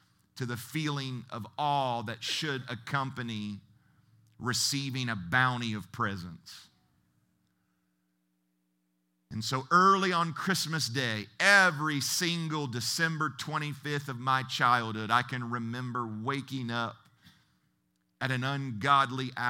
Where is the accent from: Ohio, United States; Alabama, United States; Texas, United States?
Ohio, United States; moved away as an adult; also born or lived in Seattle area, Washington; I'm originally from Ohio, and in my mid-20s, I relocated to the Seattle area